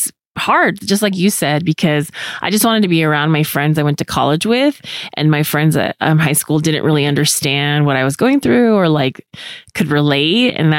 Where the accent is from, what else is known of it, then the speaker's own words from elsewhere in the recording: California, United States; I remember going back to my hometown, which was 500 miles away from my college. I went to school in California. So California's a really long state. So even though I didn't go out of state, it pretty much felt like that.